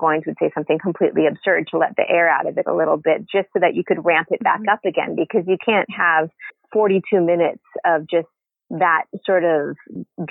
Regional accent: Hawaii, United States; I'm from Hawaii also

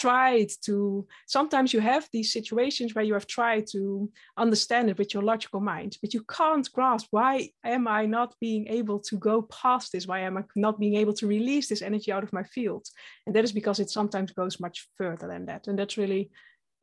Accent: Netherlands; I'm from the Netherlands, Dutch

